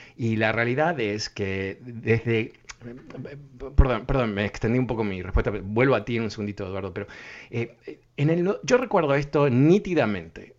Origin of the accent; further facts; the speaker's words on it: Uruguay; yo soy uruguayo